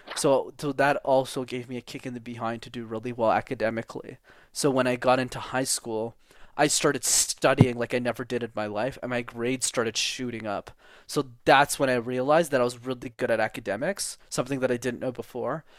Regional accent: Montreal, Quebec, Canada; English is a second language; I was born and raised in Montreal, Canada, at the Montreal Jewish Hospital, even if I'm not Jewish

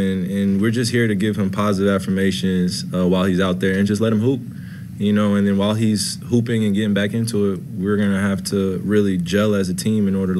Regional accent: New Jersey, United States; I'm from Jersey

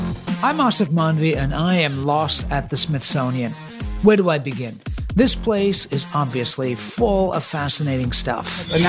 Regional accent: England, United Kingdom; growing up in England

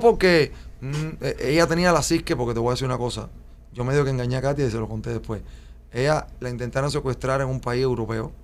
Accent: Cuba; moved away as an adult; also born or lived in Spain; now in Miami, United States; como somos los cubanos

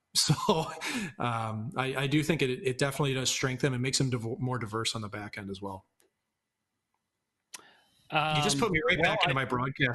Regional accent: St. Louis, Missouri, United States; I still have a ton of pride for my hometown.

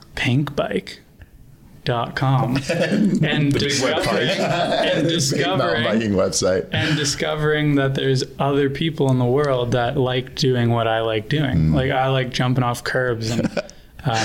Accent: an hour north of Toronto, Ontario, Canada; So I grew up in Toronto, just an hour north

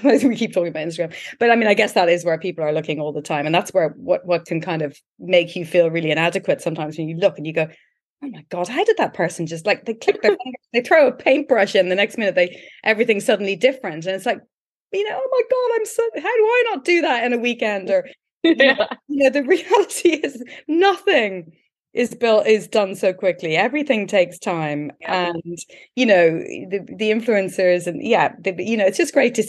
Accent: Ireland; we've all seen this as Irish people

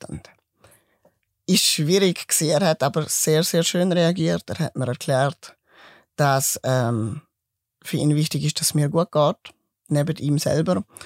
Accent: Mauren, Liechtenstein; accent: mix of Swiss and Liechtenstein dialect; also born or lived in Grabs, Switzerland; Geboren bin ich in Grab, ich bin Schweizer und bin dann durch meine Eltern eigentlich ins Liechtenstein gekommen und habe dort meine Kindheit und Jugendzeit verbracht, eigentlich die ganze Zeit

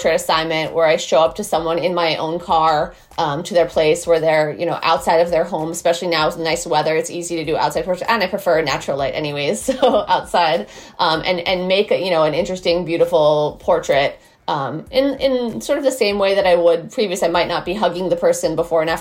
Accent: Boston, Massachusetts, United States; also born or lived in Martha's Vineyard; now in Brooklyn, United States; I'm in Brooklyn where I'm based, but I grew up in Boston

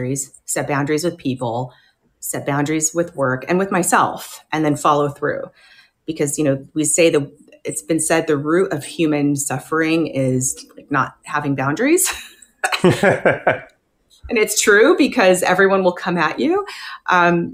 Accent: Riverside, California, United States; we're from Riverside, California, super small town.

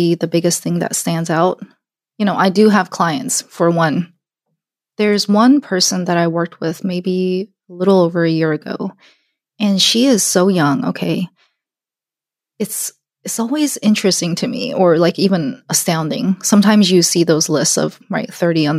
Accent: Alabama, United States; I'm Korean. I grew up in Alabama.

